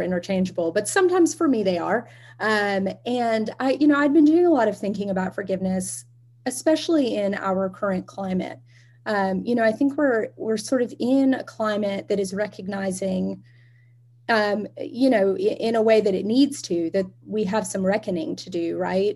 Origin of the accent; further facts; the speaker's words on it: Alabama, United States; moved away; I am originally from Alabama, which you can probably hear in my voice. It stays with a person.